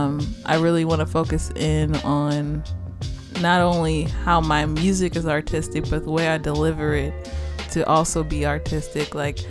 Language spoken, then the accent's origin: English; Chicago, Illinois, United States; moved away as an adult; I am from Chicago